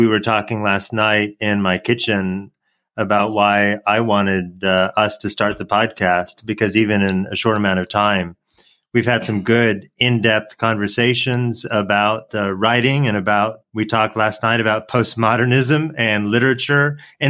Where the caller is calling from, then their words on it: Atlanta, Georgia, United States; calling in from Atlanta